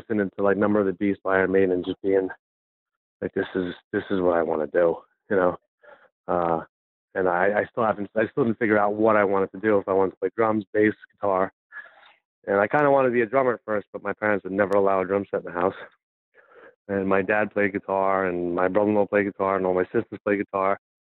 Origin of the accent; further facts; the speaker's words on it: Valley Stream, New York, United States; I grew up in Valley Stream, New York